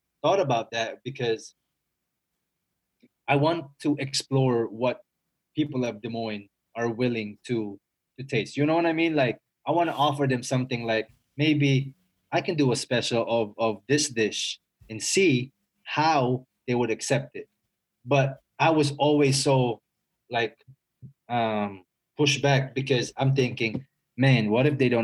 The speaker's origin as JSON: {"language": "English", "country": "Philippines", "tie": "born or raised there", "said": "That's what we grew up eating in the Philippines"}